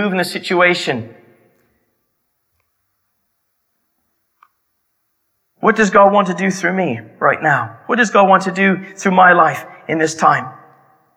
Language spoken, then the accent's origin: English; Canada; my hometown in Canada